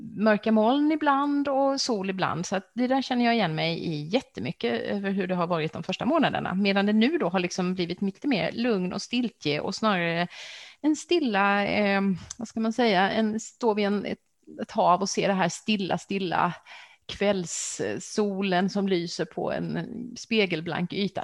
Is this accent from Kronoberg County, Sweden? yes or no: yes; Växjö, Kronoberg County, Sweden; i min hemstad Växjö